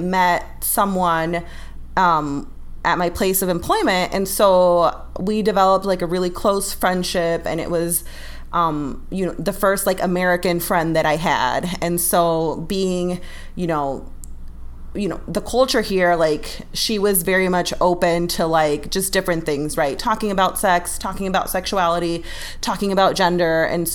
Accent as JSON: {"language": "English", "country": "Ecuador", "tie": "born or raised there", "said": "living in Ecuador and growing up in Ecuador"}